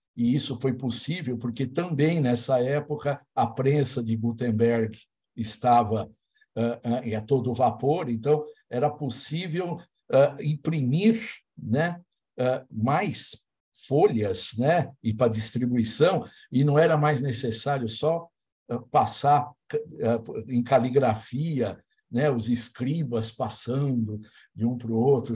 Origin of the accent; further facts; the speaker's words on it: Brazil; como brasileiros